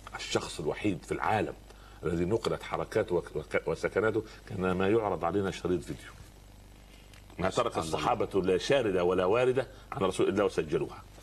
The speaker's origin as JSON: {"language": "Arabic", "country": "Egypt", "said": "عندنا في مصر"}